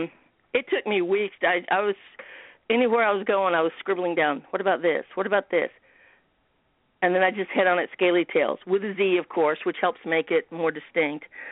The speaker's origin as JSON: {"language": "English", "town": "Bloomington", "region": "Indiana", "country": "United States", "tie": "born or raised there", "said": "I'm kind of on the southeast side of Bloomington, and I grew up in the Bryan Park area"}